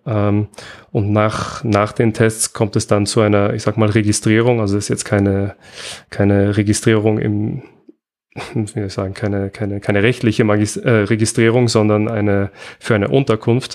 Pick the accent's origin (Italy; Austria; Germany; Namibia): Austria; bei uns in Österreich